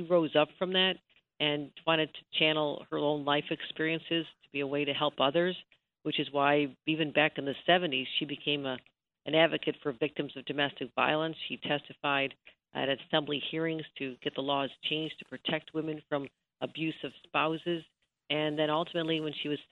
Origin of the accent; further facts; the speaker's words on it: Buffalo, New York, United States; as a young girl growing up in Buffalo